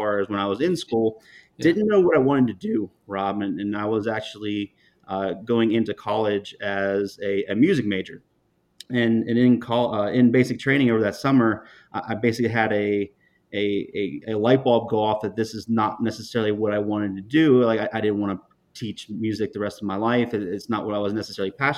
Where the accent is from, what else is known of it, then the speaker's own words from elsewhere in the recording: Eighty Four, Pennsylvania, United States; also born or lived in West Virginia; I'm actually from 84, Pennsylvania is my hometown, small country town south of Pittsburgh, Pennsylvania